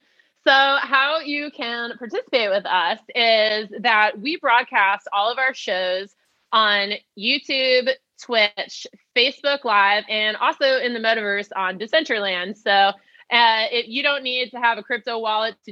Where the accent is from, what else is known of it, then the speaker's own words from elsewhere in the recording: New Jersey, United States; growing up in New Jersey